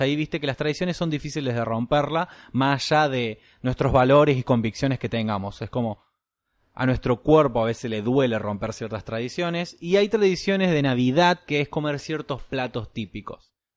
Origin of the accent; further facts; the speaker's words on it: Argentina; soy argentino y el gaucho corre por mis venas